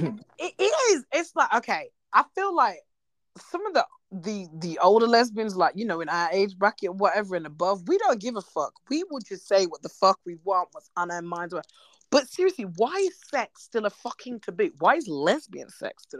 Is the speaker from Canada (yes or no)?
no; United Kingdom; I'm British.